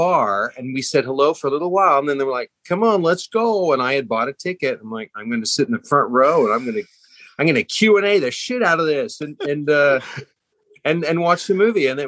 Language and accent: English; Hutchinson, Kansas, United States; moved away as an adult; also born or lived in Wichita, Kansas / Dallas, Texas / New York; I grew up in Hutchinson, Kansas